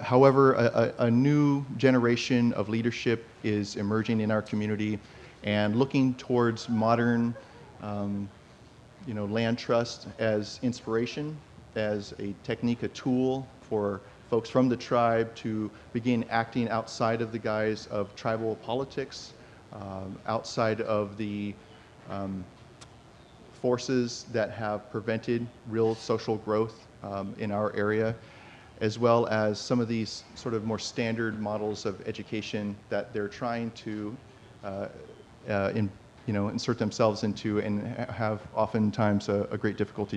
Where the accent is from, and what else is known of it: Plumas County, Northern Sierra Nevada, California, United States; born or raised there